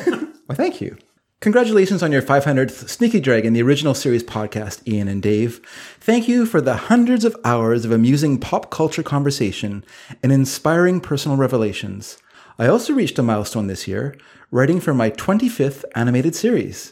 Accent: British Columbia, Canada; also born or lived in Coquitlam, British Columbia / Delta, British Columbia; I'm a Canadian

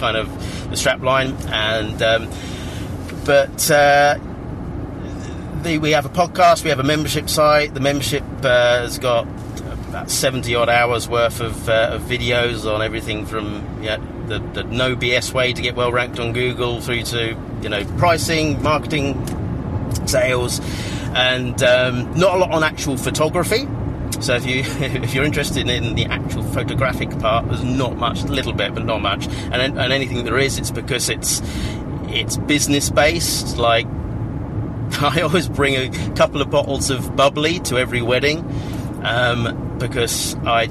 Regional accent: Cambridge, East of England, United Kingdom; that's my hometown

